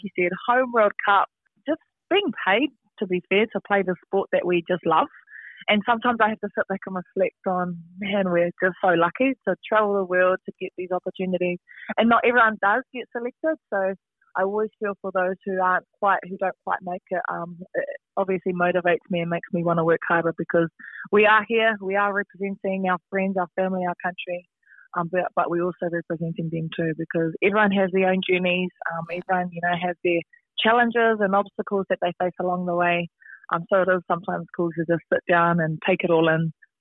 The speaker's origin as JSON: {"language": "English", "town": "Ruatoki", "region": "Bay of Plenty", "country": "New Zealand", "tie": "born or raised there", "said": "growing up in Ruatoki, it was real cool, real small town"}